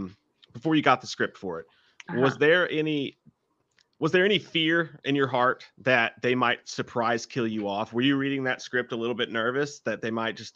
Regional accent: Kentucky, United States; We're from Kentucky.

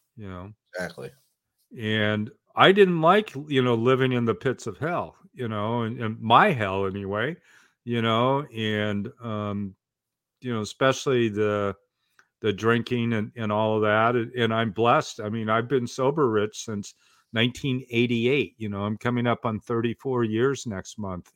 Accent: Portland, Oregon, United States; I grew up in Portland, Oregon

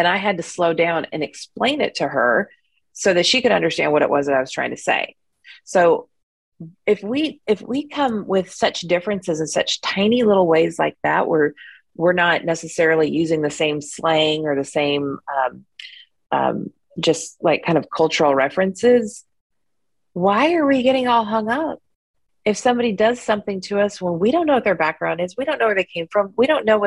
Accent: United States; I grew up in the United States

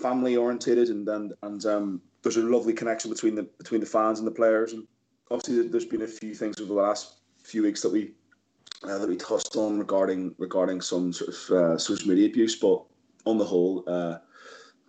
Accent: Ireland; I'm Irish.

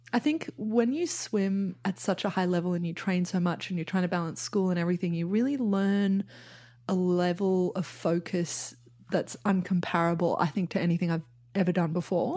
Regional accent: Australia; now in New York, United States; I'm an artist, And yeah, I'm Australian

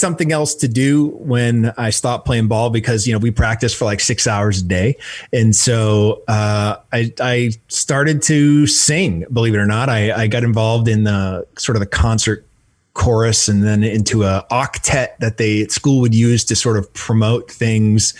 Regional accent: Manchester, New Hampshire, United States; moved away as an adult; also born or lived in Florida; I'm born and raised in New Hampshire, in Manchester, New Hampshire, and came down to Florida to play baseball.

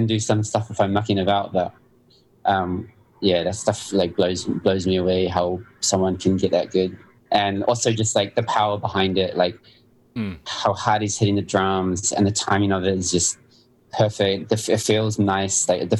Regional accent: New Zealand; growing up in New Zealand

